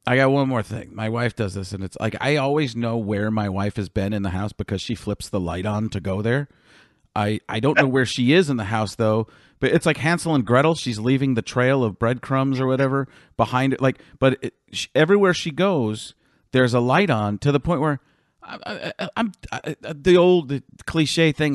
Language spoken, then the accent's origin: English; Waukesha, Wisconsin, United States; I'm from Waukesha